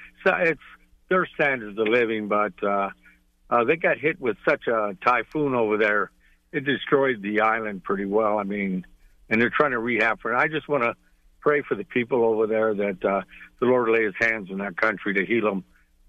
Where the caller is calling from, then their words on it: Vega, Texas, United States; Vega, Texas.